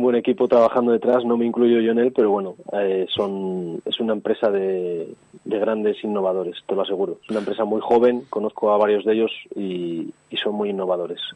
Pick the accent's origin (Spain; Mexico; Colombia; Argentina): Spain; Santa Lucía; desde pequeñito yo vivía en un pueblo que se llama Santa Lucía, que es donde he nacido